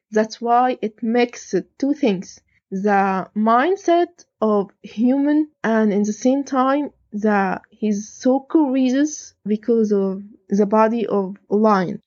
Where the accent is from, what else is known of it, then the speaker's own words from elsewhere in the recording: Egypt; I'm from Egypt